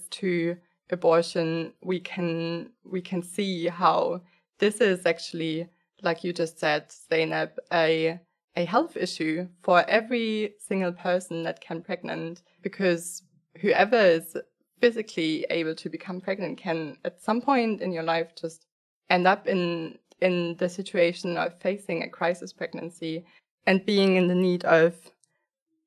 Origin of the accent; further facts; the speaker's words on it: Germany; I grew up in Germany